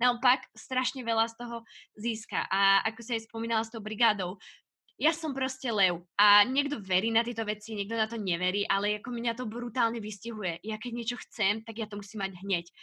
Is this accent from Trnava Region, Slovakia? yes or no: yes; Piešťany, Trnava Region, Slovakia; ja som brigádovala eh, u nás v Piešťanoch